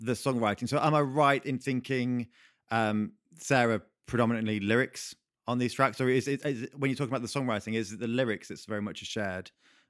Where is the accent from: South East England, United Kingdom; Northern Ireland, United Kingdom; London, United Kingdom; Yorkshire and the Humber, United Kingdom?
Yorkshire and the Humber, United Kingdom; I'm from South Yorkshire